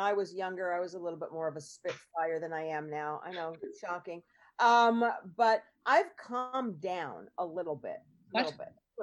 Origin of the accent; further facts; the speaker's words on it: New York, United States; I grew up in New York, and, you know, in the 80s